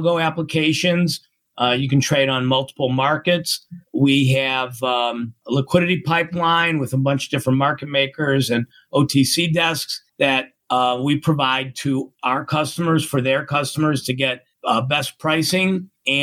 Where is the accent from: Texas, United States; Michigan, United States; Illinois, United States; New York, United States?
Illinois, United States; Chicago; also born or lived in Indianapolis; I grew up in Chicago